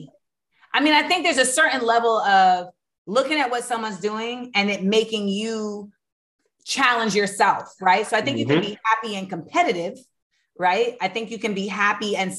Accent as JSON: {"language": "English", "town": "Orlando", "region": "Florida", "country": "United States", "tie": "born or raised there", "also_born_or_lived": "New York", "moved": "yes", "said": "I grew up in Orlando, but I really was groomed in New York in hip hop"}